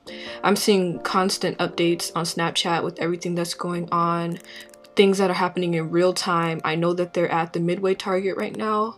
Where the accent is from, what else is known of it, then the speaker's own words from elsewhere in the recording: St. Paul, Minnesota, United States; as a Minnesotan, as somebody who was born and raised in St. Paul